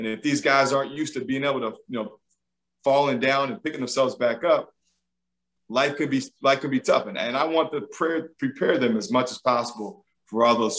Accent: Georgia, United States; I was from Georgia. I worked at Xavier before I was here

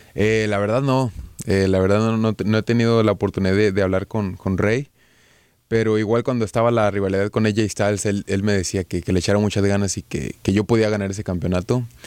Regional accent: Monterrey, Nuevo León, Mexico; Yo soy de Monterrey

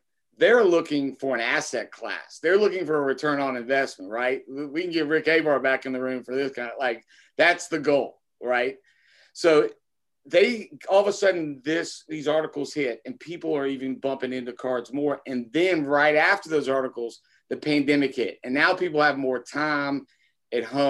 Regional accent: Kentucky, United States; also born or lived in North Carolina / Virginia; growing up in Kentucky

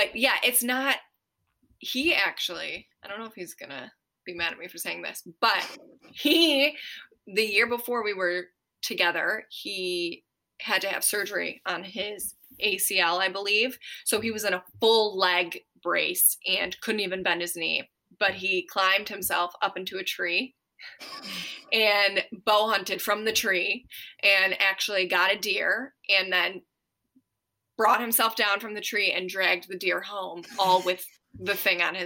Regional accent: Ohio, United States; moved away; we are from Ohio, but we want to retire in Tennessee

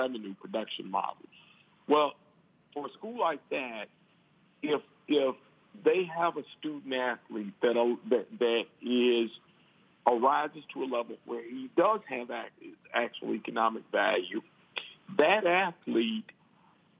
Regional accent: Alabama, United States; my home state, in the state of Alabama

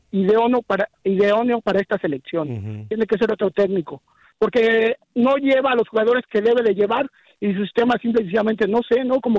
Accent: Mexico; now in Brownsville, United States; por mi selección como mexicano que soy

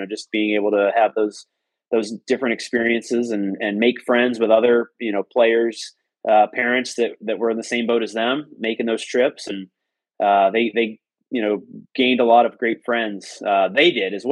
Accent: Normal, Illinois, United States; moved away as an adult; also born or lived in Lafayette, Indiana; which is where I'm from, Normal

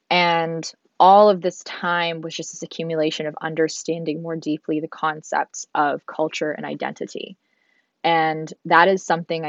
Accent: Hong Kong; born there; where I was born in Hong Kong. I've lived in six countries.

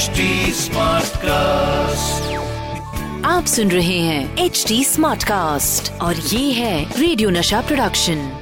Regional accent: Lucknow, Uttar Pradesh, India; मैं तो लखनऊ से हूं

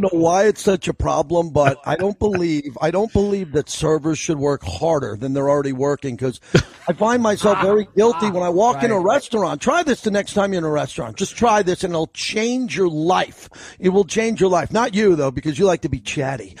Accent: New York, United States; now in Las Vegas, United States; I grew up in New York

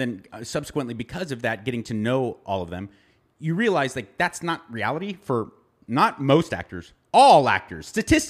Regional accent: Los Angeles, California, United States; as someone who's born and raised in Los Angeles

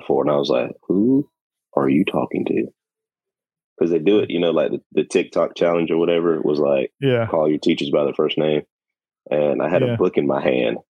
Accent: Tifton, Georgia, United States; I'm from Tipton, which is on a little bit more south than them

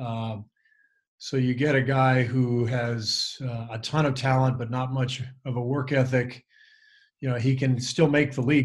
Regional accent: West Coast, United States; growing up on the West Coast

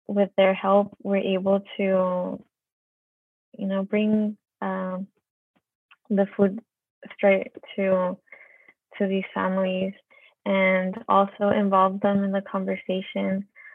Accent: San Diego, California, United States; a lot of us live in City Heights. We're from City Heights

